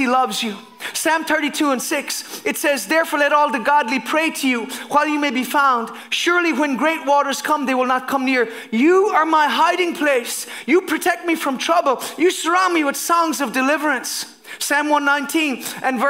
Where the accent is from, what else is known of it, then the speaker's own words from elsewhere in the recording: Ireland; as a pastor, as a Christian, as an Irishman